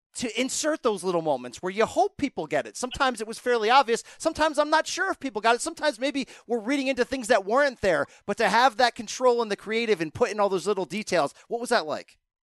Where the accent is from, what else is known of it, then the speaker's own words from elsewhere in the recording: Connecticut, United States; I live in Connecticut. I grew up in Connecticut